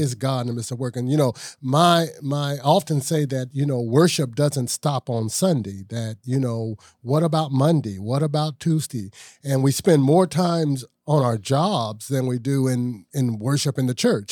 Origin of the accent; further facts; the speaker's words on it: Ohio, United States; I'm from Ohio also